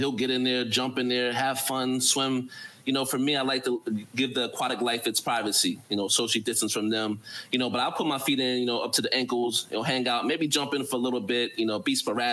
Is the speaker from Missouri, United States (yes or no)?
no; New Jersey, United States; moved away as an adult; now in Qatar; I'm from New Jersey, so there's a boardwalk culture.